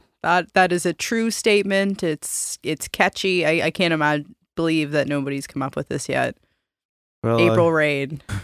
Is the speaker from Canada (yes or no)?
yes; Halifax, Nova Scotia, Canada; We're both from Halifax.